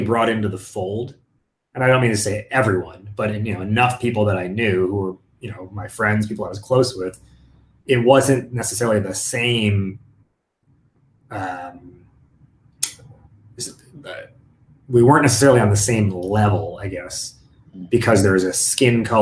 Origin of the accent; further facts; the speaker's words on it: United States; growing up as a first generation American, living this like dual identity, where you have, you know, I'm Indian American